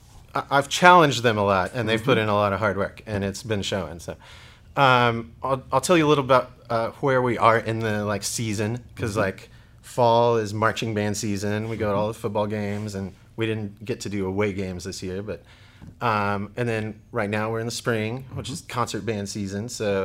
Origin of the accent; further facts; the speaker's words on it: Oklahoma, United States; also born or lived in Texas; I was born in Oklahoma City. Moved back and forth between Texas and Oklahoma. Mm-hmm. So I've always been around this area. Mm-hmm. Went to high school in Eufaula, small town.